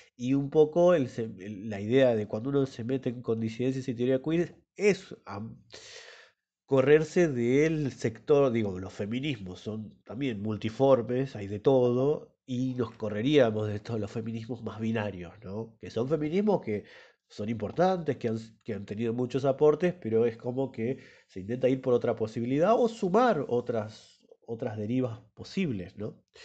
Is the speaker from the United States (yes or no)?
no; Esquel, Chubut, Argentina; born or raised there; now in La Plata, Argentina